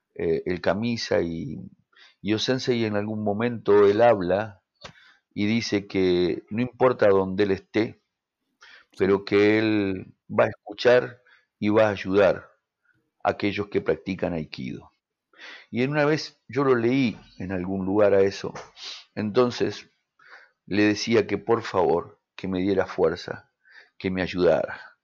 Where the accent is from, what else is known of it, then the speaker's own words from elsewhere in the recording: Mendoza, Argentina; moved away as an adult; yo vine de Mendoza, me vine solo